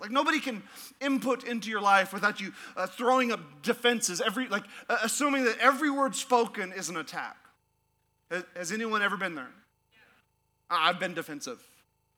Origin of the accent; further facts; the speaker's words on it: Alaska, United States; moved away as an adult; I'm from Alaska.